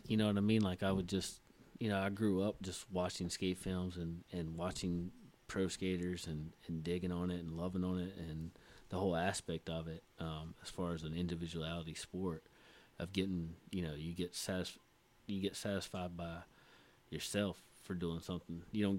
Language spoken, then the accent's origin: English; the South, United States; Hung out with the Mexicans. Hung out with the blacks. I'm from the South, so that's what they say.